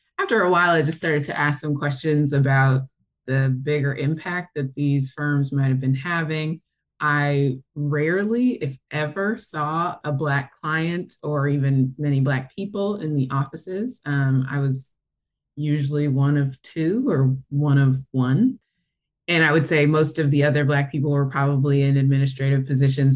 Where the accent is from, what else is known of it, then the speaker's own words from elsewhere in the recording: New Jersey, United States; moved away as an adult; also born or lived in Atlanta, Georgia / Westchester, New York / New Rochelle, New York / New York City; now in Detroit, United States; technically I'm from Atlanta, but I moved to New Jersey when I was 8 or 9.